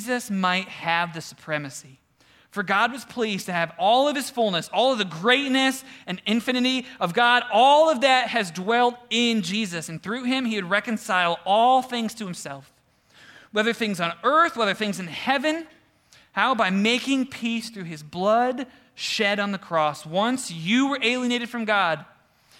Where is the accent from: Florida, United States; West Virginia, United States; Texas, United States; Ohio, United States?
Ohio, United States; Cleveland; we're from Cleveland-ish